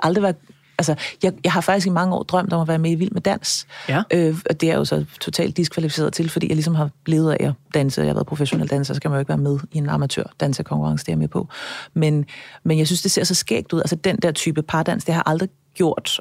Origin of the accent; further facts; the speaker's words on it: Copenhagen, Capital Region of Denmark, Denmark; jeg er født og opvokset på Østerbro på, øh, i her i København